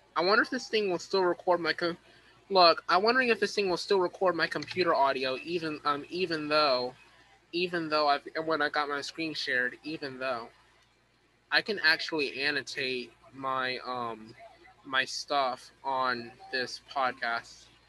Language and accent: English; East Coast, United States; I am from the East Coast.